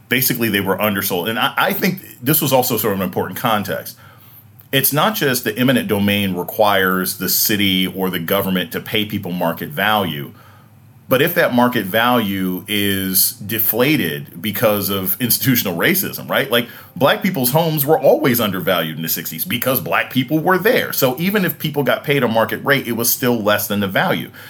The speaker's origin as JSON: {"language": "English", "town": "Newport News", "region": "Virginia", "country": "United States", "tie": "born or raised there", "said": "my family went there. I was born down there."}